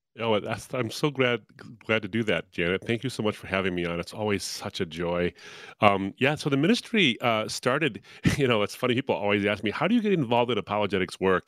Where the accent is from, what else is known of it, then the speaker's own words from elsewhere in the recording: Detroit, Michigan, United States; my hometown of Detroit